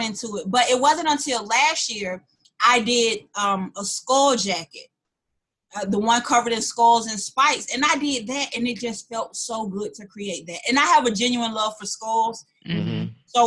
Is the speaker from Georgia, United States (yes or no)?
yes; Atlanta, Georgia, United States; moved away as an adult; now in Cincinnati, United States; I was born and raised in Atlanta, Southwest Atlanta.